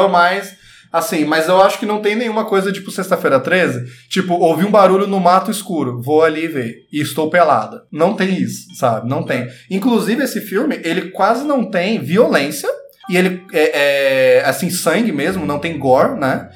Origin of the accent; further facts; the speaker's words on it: Brazil; nós que somos brasileiros